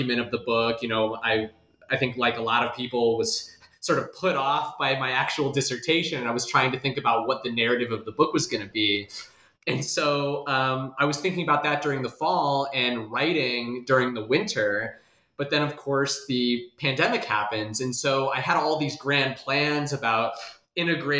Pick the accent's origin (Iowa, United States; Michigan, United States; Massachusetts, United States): Iowa, United States; Des Moines; moved away; I'm originally from Des Moines, Iowa